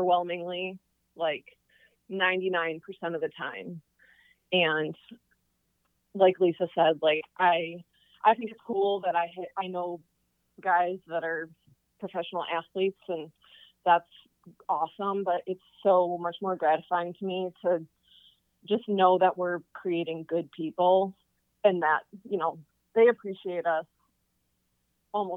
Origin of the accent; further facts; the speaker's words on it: Michigan, United States; moved away; I am originally from Michigan.